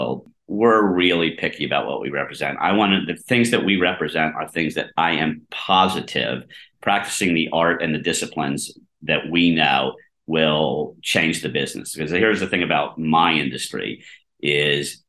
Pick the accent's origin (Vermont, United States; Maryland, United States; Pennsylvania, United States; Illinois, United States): Pennsylvania, United States; Harrisburg; now in New York, United States; I grew up in Harrisburg, Pennsylvania. I'm a small town kid. I mean, I've lived in New York for 40 years